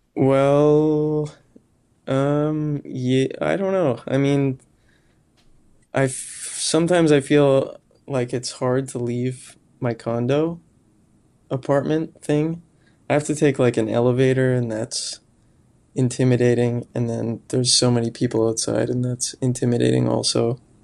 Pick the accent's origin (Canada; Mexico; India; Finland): Canada; near Moose Jaw, Saskatchewan; moved away; also born or lived in Regina, Saskatchewan; I'm from a town kinda close to Moose Jaw, but I've lived in Regina for, like, ten years